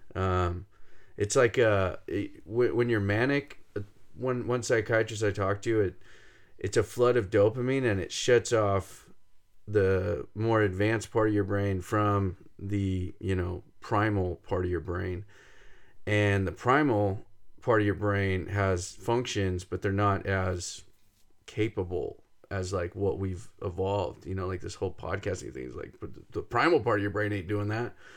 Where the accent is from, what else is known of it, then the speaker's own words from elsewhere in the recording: Fresno, California, United States; We grew up in Fresno, right in the middle of San Joaquin Valley.